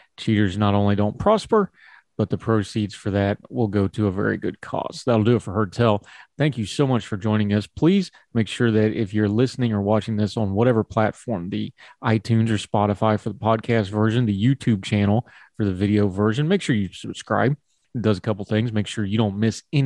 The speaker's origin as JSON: {"language": "English", "region": "West Virginia", "country": "United States", "tie": "born or raised there", "said": "I'm a West Virginia homer and that's my home state and I love it so much"}